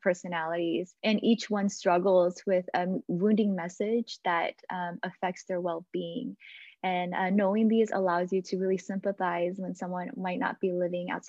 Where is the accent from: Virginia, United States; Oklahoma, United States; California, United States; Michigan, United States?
Michigan, United States; also born or lived in Dallas; I grew up in the Hmong churches, the first generation Hmong churches here in Michigan